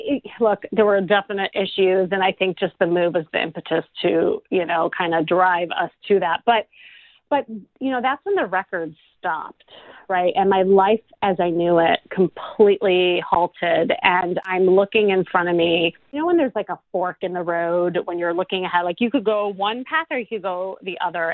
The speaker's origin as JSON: {"language": "English", "town": "Chicago", "region": "Illinois", "country": "United States", "moved": "yes", "lives_now": "Los Angeles, United States", "said": "I'm from Chicago"}